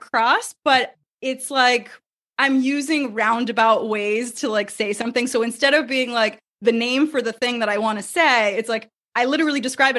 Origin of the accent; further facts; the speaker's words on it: United States; I'm obviously an American. I was born here